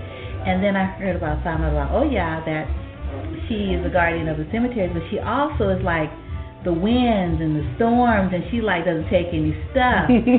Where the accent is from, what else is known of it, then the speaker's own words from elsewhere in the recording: New Orleans, Louisiana, United States; because I'm from New Orleans